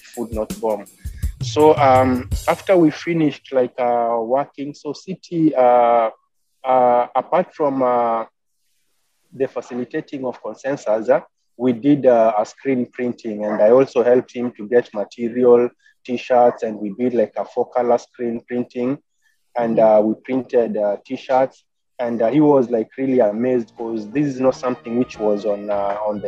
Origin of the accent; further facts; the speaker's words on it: Kenya; moved away as an adult; now in California, United States; I'm originally from Africa, Kenya.